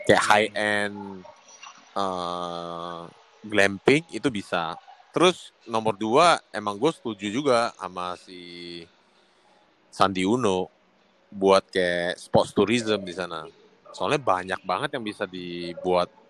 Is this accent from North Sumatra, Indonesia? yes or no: yes; North Sumatra, Indonesia; gue orang Sumatera Utara